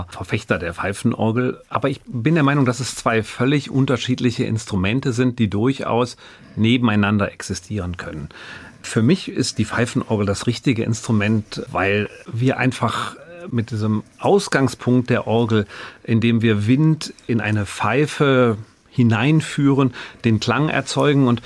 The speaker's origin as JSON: {"language": "German", "region": "North Rhine-Westphalia", "country": "Germany", "said": "wohingegen jetzt wir als Rheinländer, wir verschlucken ja doch mal das ein oder andere."}